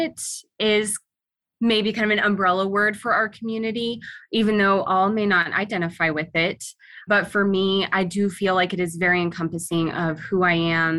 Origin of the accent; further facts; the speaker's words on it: Arkansas, United States; now in Alaska, United States; Yeah, so I grew up, it was a little bit of a mix. It was in between Arkansas and Alaska. I spent most of my younger years, my adolescence, in Arkansas. Once the dust settled in my youth, I moved up to Alaska in 2012